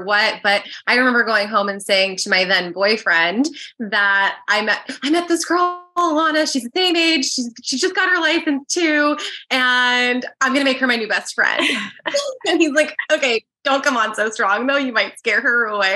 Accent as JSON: {"language": "English", "region": "Arizona", "country": "United States", "tie": "born or raised there", "also_born_or_lived": "New York", "moved": "as an adult", "lives_now": "California, United States", "said": "I grew up mostly in Arizona"}